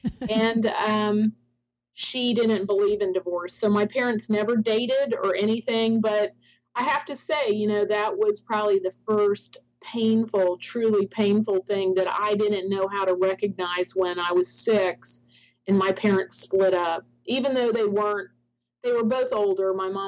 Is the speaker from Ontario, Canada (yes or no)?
yes; Toronto, Ontario, Canada; also born or lived in Ocala, Florida; now in United States; I'm from Toronto. I was born in Toronto. My parents are both from Ireland, the south part of Ireland.